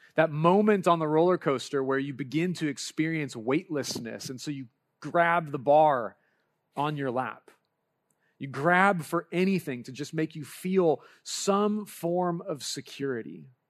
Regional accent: Lompoc, California, United States; moved away; I grew up in Lompoc, California, and as much as I don't like to claim it, my home is Lompoc

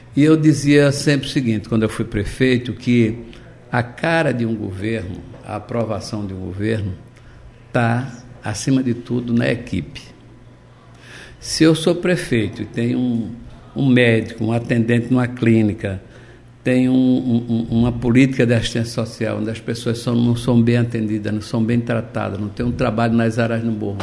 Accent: Recife, Pernambuco, Brazil; also born or lived in Olinda / Jaboatão dos Guararapes; vivi na região metropolitana do Recife, eu nasci em Olinda, vim morar em Recife, morei em Jaboatão

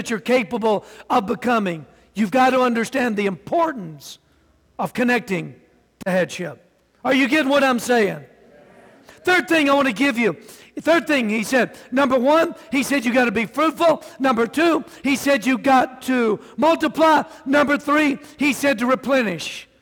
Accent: the South, United States; I'm from the South

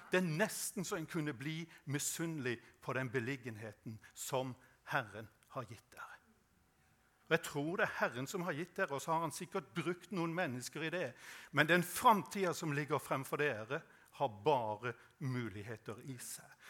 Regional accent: Norway; jeg vokste opp på Sødal

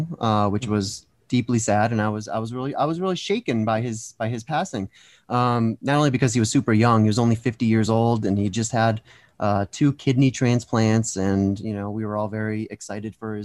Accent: East Coast, United States; I grew up on the East Coast

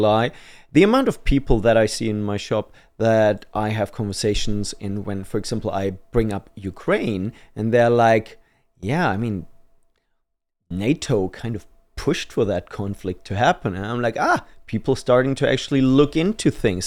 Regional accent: Germany; moved away as an adult; now in United Kingdom; I'm from Germany, so I'm an immigrant

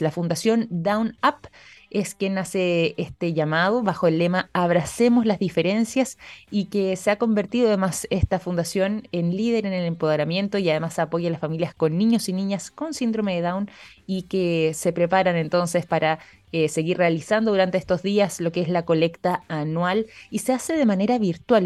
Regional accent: Chile; como chilenos

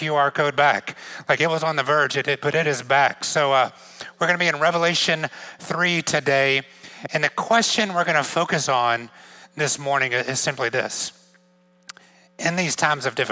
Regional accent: Georgia, United States; moved away as an adult; also born or lived in outside of Atlanta, Georgia; now in New York, United States; I grew up in Georgia

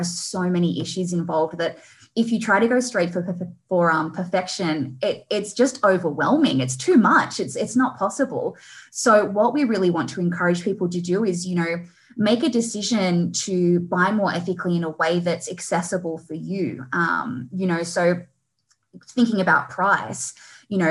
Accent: Australia; we, as the Aussie population

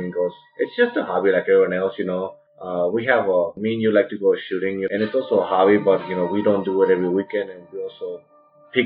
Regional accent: Mexico; moved away; we're both from Mexico

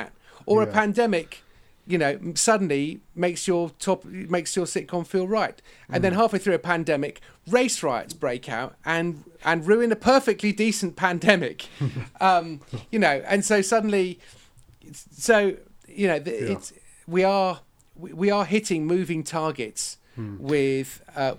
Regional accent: West Country, South West England, United Kingdom; I live in the West Country, I'm from the West Country, I'm the son of a farmer

